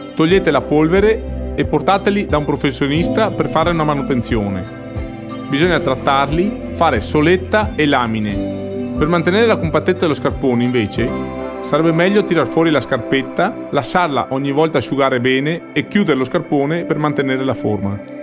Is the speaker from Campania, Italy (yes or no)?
no; Cortina d'Ampezzo, Veneto, Italy; Sono nato e vivo a Cortina